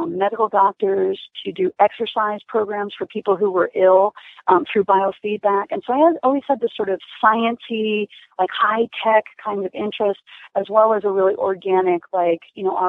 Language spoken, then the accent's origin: English; New Jersey, United States; I grew up kind of in rural America on the East Coast in New Jersey